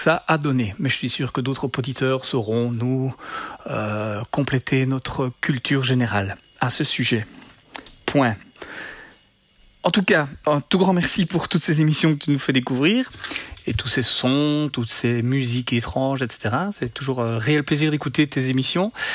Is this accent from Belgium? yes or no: yes; Belgium; je suis belge